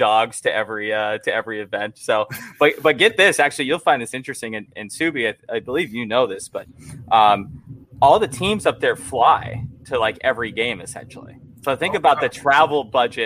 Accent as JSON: {"language": "English", "region": "Alaska", "country": "United States", "tie": "born or raised there", "said": "I grew up in Alaska."}